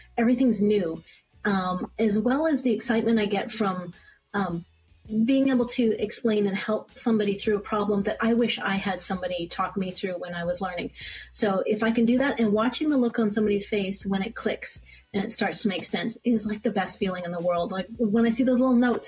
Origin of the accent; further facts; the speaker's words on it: Calgary, Alberta, Canada; moved away as an adult; also born or lived in Vancouver, Canada / San Francisco area, United States; now in Glendale, United States; I'm born and raised pretty much in Calgary, Alberta